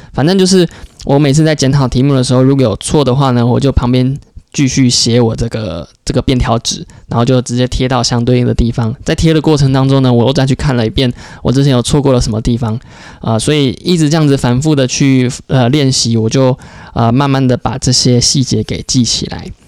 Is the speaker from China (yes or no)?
no; Taiwan; moved away as an adult; also born or lived in United States; 我们台湾人